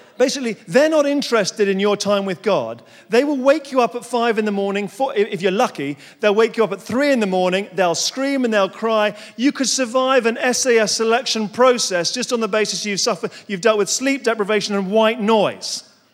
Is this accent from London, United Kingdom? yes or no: yes; London, United Kingdom; moved away as an adult; now in Surrey, United Kingdom; I'm a Londoner, born and bred